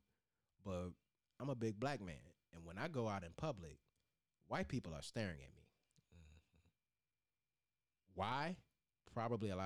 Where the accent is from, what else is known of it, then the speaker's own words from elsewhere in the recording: New Kent County, Virginia, United States; I grew up in New Kent County, Virginia